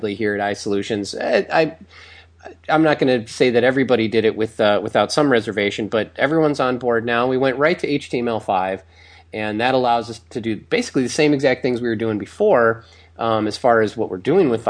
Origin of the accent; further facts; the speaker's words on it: Milwaukee, Wisconsin, United States; now in Los Angeles, United States; I'm from Milwaukee originally